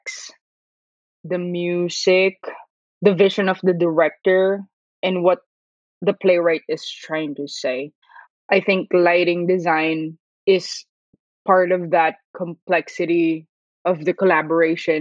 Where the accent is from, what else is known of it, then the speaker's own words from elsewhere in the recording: Manila, Metro Manila, Philippines; moved away as an adult; now in Brooklyn, United States; I'm from Manila, Philippines